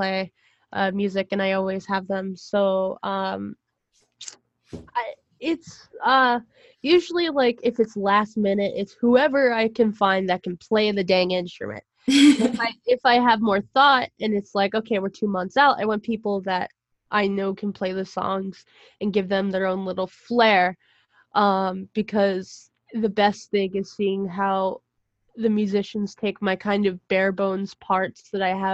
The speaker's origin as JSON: {"language": "English", "town": "Pittsburgh", "region": "Pennsylvania", "country": "United States", "tie": "born or raised there", "moved": "as an adult", "said": "I was in my hometown in Pittsburgh over the summer, because I go home from school"}